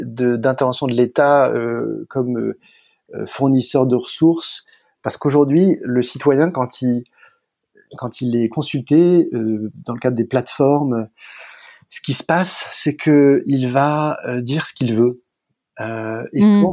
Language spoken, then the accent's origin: French; France; je suis français